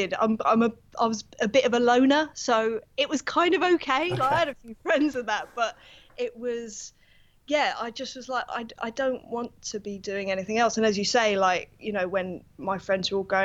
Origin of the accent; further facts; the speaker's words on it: London, United Kingdom; I'm from North London, yes. Basically, born and bred.